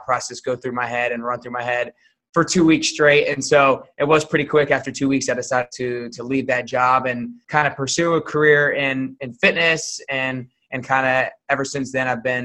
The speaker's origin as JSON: {"language": "English", "town": "Atlanta", "region": "Georgia", "country": "United States", "tie": "born or raised there", "moved": "as an adult", "lives_now": "Nashville, United States", "said": "I grew up in Atlanta, Georgia. Like you said, I currently live in Nashville, but I grew up in Atlanta"}